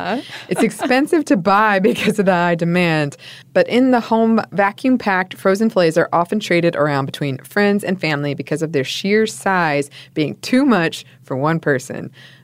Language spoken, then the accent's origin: English; Homer, Alaska, United States; I started thinking about my hometown in Homer, Alaska, which is known for its halibut fishing scene.